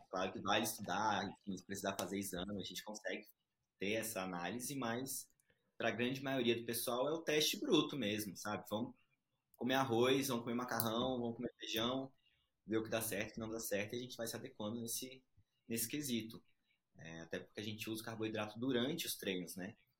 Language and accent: Portuguese; Brasília, Federal District, Brazil; also born or lived in Recife, Pernambuco, Brazil; sou de Recife, é, nasci lá, vim criança para Brasília, então crescido em Brasília